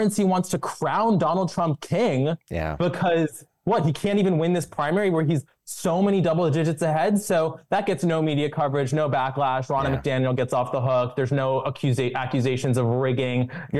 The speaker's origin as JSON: {"language": "English", "area": "Westchester suburbs", "region": "New York", "country": "United States", "moved": "yes", "said": "I'm from Westchester suburbs"}